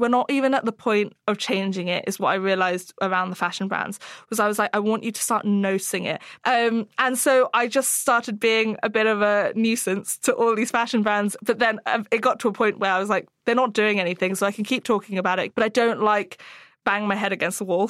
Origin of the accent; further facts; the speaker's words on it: Hong Kong; I grew up in Hong Kong